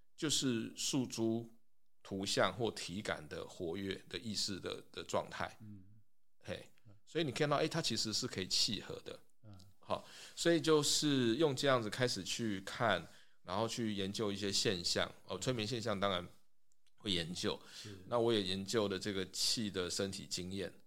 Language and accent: Chinese; Taipei, Taiwan; moved away as an adult; also born or lived in United States / Hualien; 从小在台北长大没有碰过。